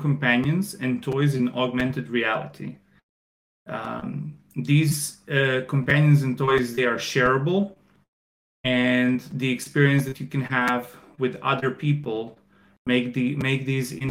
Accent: Croatia; moved away as an adult; also born or lived in China; I am from Croatia, where I'm currently at. I spent 11 years in China

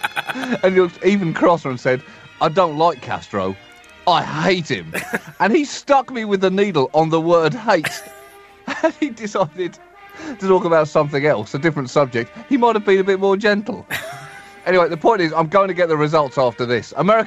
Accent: England, United Kingdom; moved away as an adult; now in United States; I'm from England, not pre-industrial revolution England.

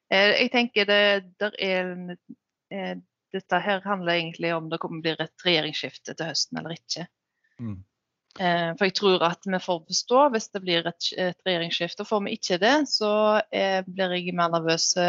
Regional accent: Utsira, Rogaland, Norway; jeg er oppvokst her

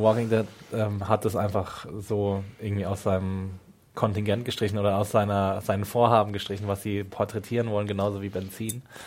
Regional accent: Rhineland-Palatinate, Germany

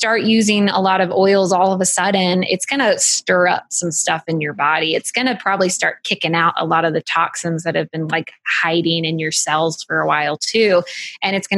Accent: United States; We're American

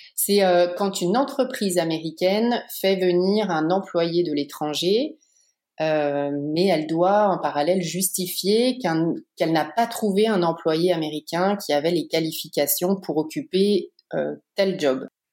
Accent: Paris region, Île-de-France, France; moved away as an adult; also born or lived in Pays de Gex, France; now in United States; je suis parisienne, j'ai toujours vécu en région parisienne

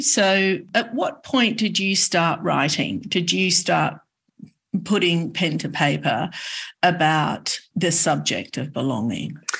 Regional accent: Sydney, New South Wales, Australia; I have an Australian passport. I was born in Sydney

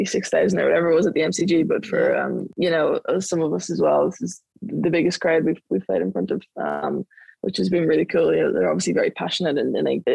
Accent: Dublin, Leinster, Ireland; moved away as an adult; now in Victoria, Australia; I grew up in Dublin and Blackrock in Dublin

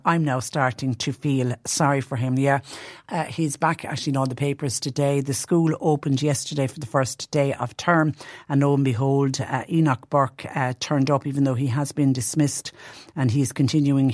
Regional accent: Clonmel, Munster, Ireland; my hometown of Clonmel

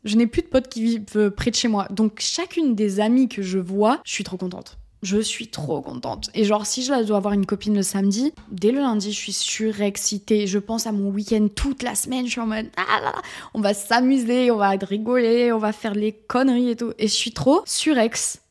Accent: south-west France, France; moved away as an adult; also born or lived in Paris; j'ai pris une décision et c'est de revenir dans le sud-ouest

